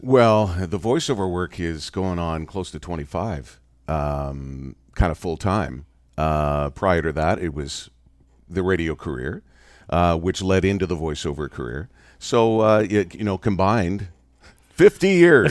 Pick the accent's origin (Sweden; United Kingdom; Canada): Canada; I grew up in Canada